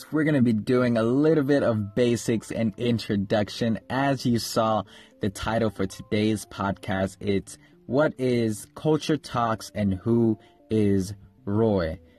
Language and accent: English; Kenya; I was born and raised in Kenya. I lived in Kenya for 9 years